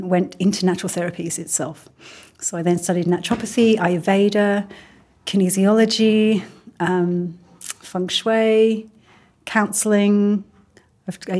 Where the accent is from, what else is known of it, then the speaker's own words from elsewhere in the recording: Midlands, United Kingdom; also born or lived in Birmingham; now in Mullumbimby, Australia; I grew up in England. I grew up in the Midlands.